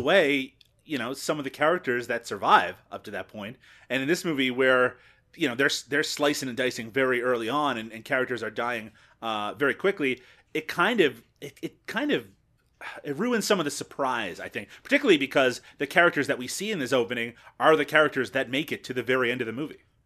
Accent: Canada; as a Canadian

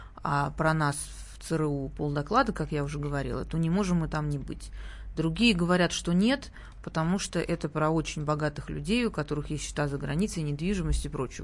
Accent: Sochi, Krasnodar Krai, Russia; moved away; откуда я родом, э, на Кубани и в Сочи

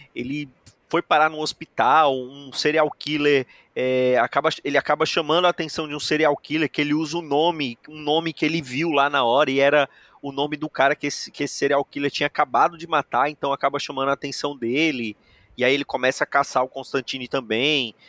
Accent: Brazil; somos brasileiros

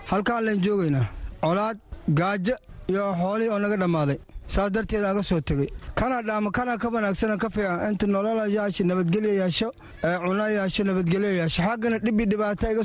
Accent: Dinsoor, Bay, Somalia; now in Dadaab, Kenya; waxaan ka imaanay degmada diinsoor arni carruurteeda afartan ilaa u ber ayaan soo laweynaya

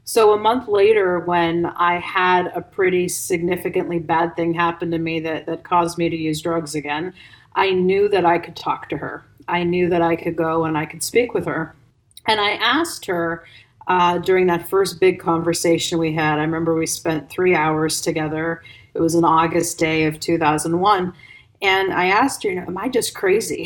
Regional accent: Ohio, United States; moved away as an adult; also born or lived in Bosnia and Herzegovina; I'm from Ohio

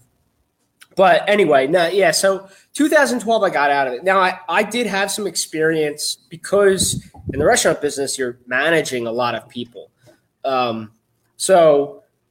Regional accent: right outside of Philadelphia, Pennsylvania, United States; I was born and raised right outside of Philadelphia

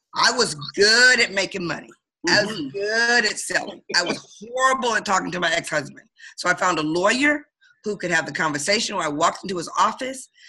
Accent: Detroit, Michigan, United States; now in Baltimore, United States; I'm from Detroit, Michigan, originally born and raised

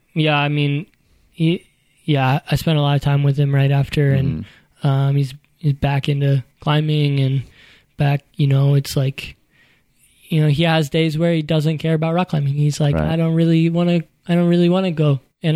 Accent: Louisville, Kentucky, United States; I grew up in Louisville, Kentucky.

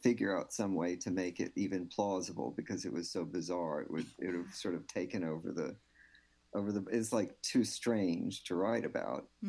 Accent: Houston, Texas, United States; first language English; I mean, I grew up on the east side. I grew up in Eastwood

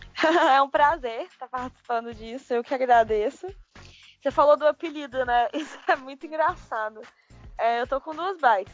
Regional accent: Belo Horizonte, Minas Gerais, Brazil; eu sou de Belo Horizonte.

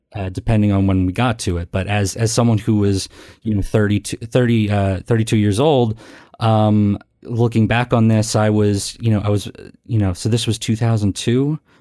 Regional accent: Philadelphia, Pennsylvania, United States; I'm from Philadelphia

